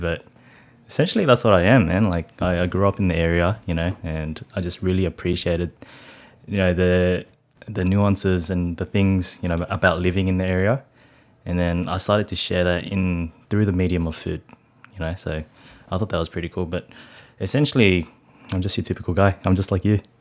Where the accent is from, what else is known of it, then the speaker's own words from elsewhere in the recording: Sydney, New South Wales, Australia; I grew up in Cabramatta, Canning Heights, to be exact.